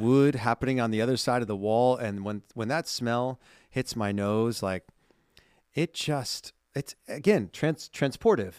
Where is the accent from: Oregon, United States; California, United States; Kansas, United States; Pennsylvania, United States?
California, United States; growing up in California